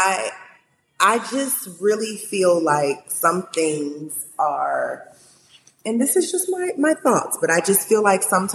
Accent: Cleveland, Ohio, United States; moved away as an adult; also born or lived in Maryland; now in Los Angeles, United States; growing up in Cleveland

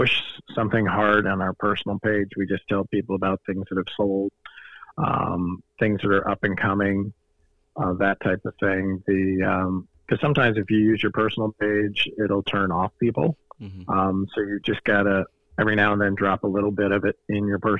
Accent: Fort Myers, Florida, United States; I was born and raised here in Fort Myers, Florida.

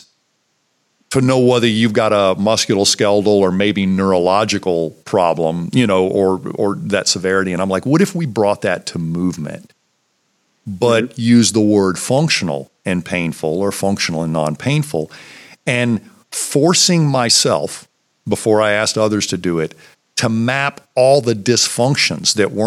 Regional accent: Virginia, United States; when I came back to my hometown to practice

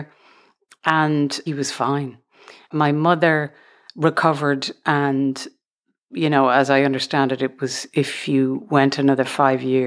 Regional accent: Dublin, Leinster, Ireland; moved away as an adult; now in United States; I grew up in Dublin in the suburbs

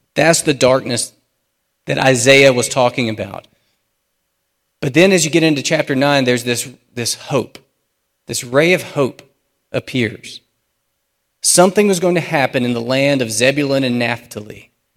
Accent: United States; as American Christians

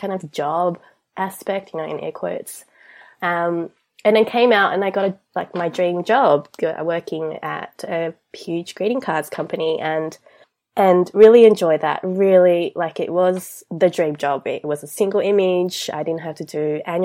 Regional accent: Australia; I'm from Australia. I grew up here. I came here when I was 8

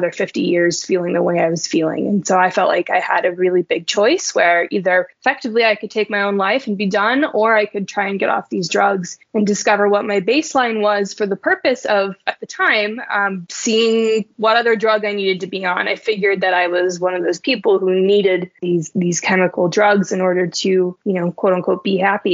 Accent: Reno, Nevada, United States; I was born and raised in Reno, Nevada

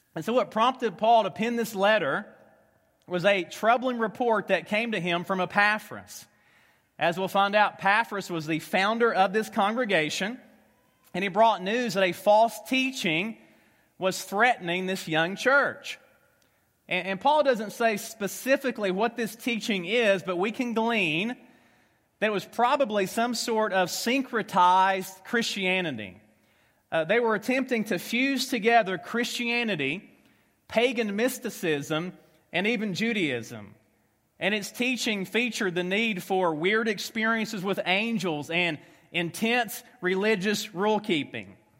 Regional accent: Tennessee, United States; accent: Southern; moved away as an adult; also born or lived in Kentucky; now in Omaha, United States; I am from Tennessee, uh, spent the last ten years in Kentucky, so if you have a hard time understanding a Southern ax-, accent

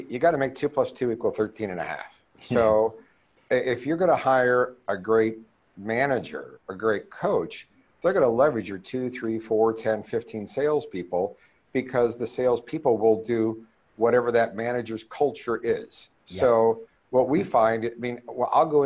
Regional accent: Ohio, United States; also born or lived in East Coast; now in California, United States; I'm born and raised in Ohio

